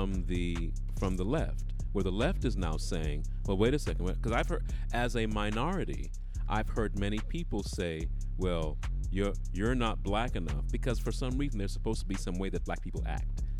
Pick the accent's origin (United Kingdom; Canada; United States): United Kingdom; I'm British